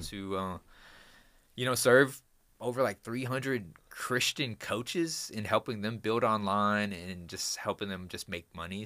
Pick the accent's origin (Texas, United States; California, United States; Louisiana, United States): Texas, United States; Houston; I'm from Houston, Texas.